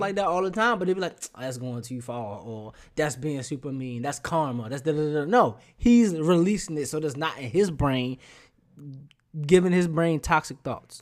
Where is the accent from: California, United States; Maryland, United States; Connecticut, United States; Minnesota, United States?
Maryland, United States; Baltimore; moved away; I'm from Baltimore.